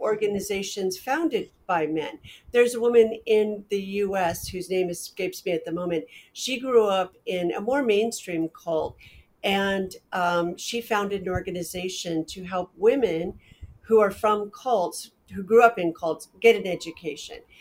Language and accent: English; Portland, United States; When I was growing up in Portland